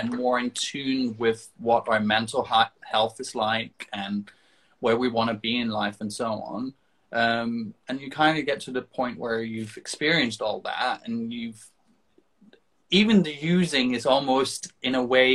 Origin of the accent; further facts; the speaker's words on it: Denmark; moved away; I'm from Denmark originally.